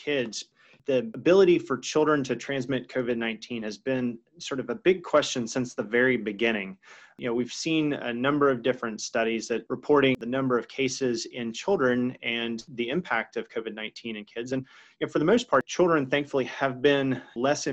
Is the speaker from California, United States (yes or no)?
no; Georgia, United States; my home state of Georgia.